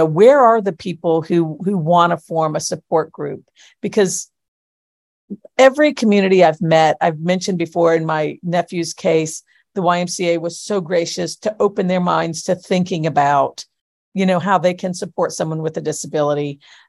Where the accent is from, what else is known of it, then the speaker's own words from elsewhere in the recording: Florida, United States; We're rural. I'm from Florida, man.